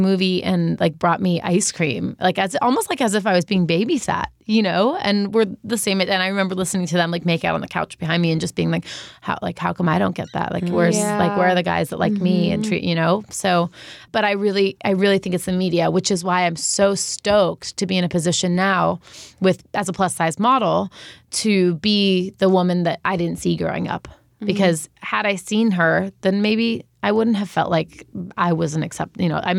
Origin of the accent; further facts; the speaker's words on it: New York, United States; So I grew up in New York, so it was, like, bagels and pizza and fast food.